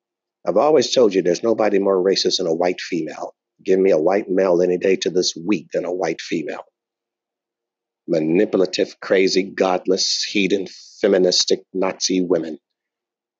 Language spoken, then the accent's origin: English; United States; I'm African American